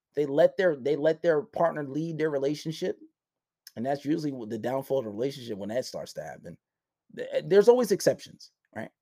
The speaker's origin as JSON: {"language": "English", "town": "New York City", "region": "New York", "country": "United States", "tie": "born or raised there", "said": "I grew up in Far Rockaway"}